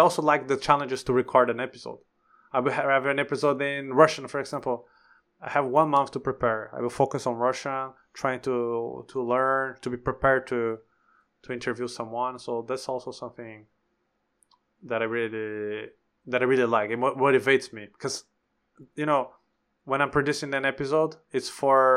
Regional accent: Brazil; moved away; the country where we live in. I mean, I don't live anymore, but was born and raised

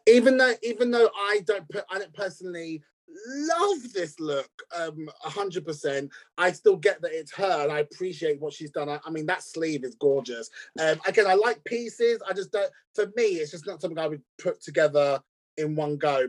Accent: United States; as an American

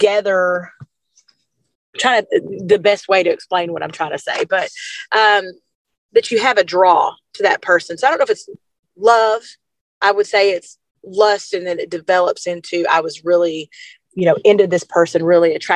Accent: Arkansas, United States; I'm from Arkansas

